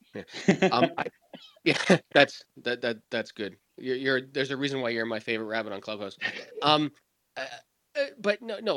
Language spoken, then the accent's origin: English; Canada; I'm Canadian